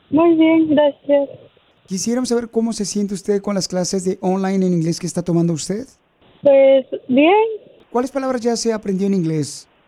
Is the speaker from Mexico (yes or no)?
no; Guatemala; now in United States; acuérdate, ¿a qué venimos de Guatemala a Estados Unidos?